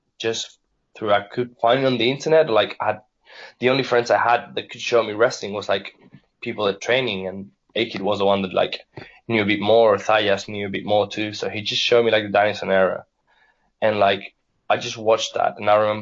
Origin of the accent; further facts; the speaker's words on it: Spain; being Spanish